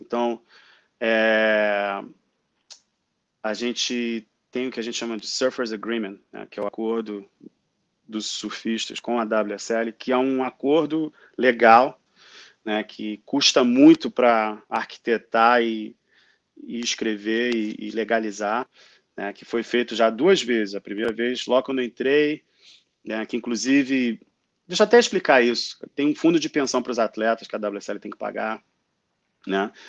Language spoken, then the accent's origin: Portuguese; Rio de Janeiro, Brazil; born or raised there; moved away as an adult; also born or lived in Japan / San Francisco, California; now in Australia